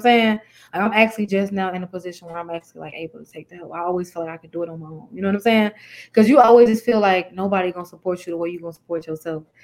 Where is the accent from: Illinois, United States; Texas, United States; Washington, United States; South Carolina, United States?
Illinois, United States; Chicago; I'm from Chicago, um, from the east side of Chicago.